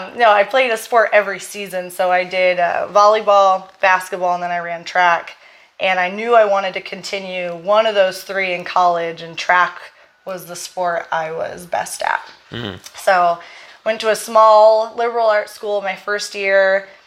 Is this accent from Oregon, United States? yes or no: yes; Portland, Oregon, United States; moved away as an adult; So I'm from Portland, Oregon, born and raised. And I was there until I moved here. I never really left Oregon other than college, but I don't really count that because I went to Corvallis and it's about an hour and a half south of Portland.